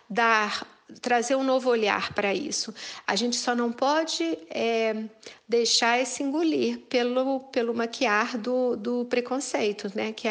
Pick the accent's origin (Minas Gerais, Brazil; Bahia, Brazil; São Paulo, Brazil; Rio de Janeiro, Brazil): Minas Gerais, Brazil; eu, como boa mineira, fui comendo pelas meradas.